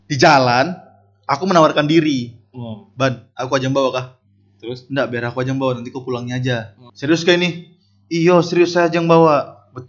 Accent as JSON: {"language": "Indonesian", "town": "Yogyakarta", "region": "Special Region of Yogyakarta", "country": "Indonesia", "tie": "born or raised there", "also_born_or_lived": "NTT", "said": "saya lahir di NTT coba besarnya di Jogja pak"}